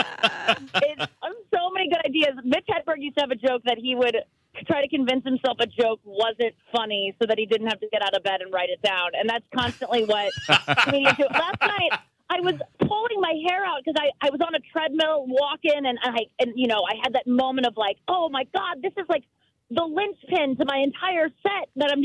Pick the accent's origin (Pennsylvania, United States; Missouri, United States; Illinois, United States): Missouri, United States; St. Louis; I'm from St. Louis